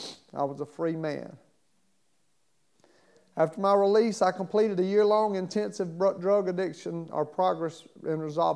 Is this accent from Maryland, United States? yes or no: yes; Baltimore, Maryland, United States; born there; I was born in Baltimore, Maryland. Both of my parents were alcoholics and drug abusers.